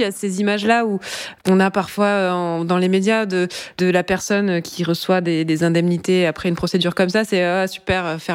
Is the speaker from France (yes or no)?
yes; Brittany, France; Et aujourd'hui, elle est engagée en politique au conseil municipal du village où j'ai grandi en Bretagne.